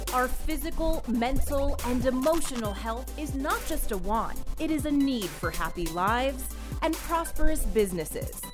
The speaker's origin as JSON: {"language": "English", "region": "New Jersey", "country": "United States", "said": "I'm from Jersey"}